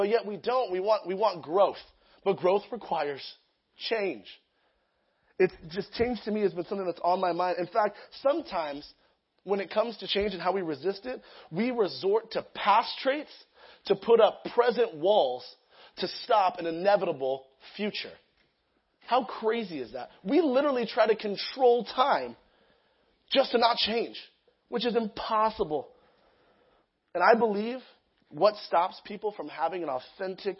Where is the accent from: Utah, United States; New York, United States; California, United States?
California, United States; Lake Elsinore; also born or lived in Sacramento; I'm from Lake Elsinore area. I've always been there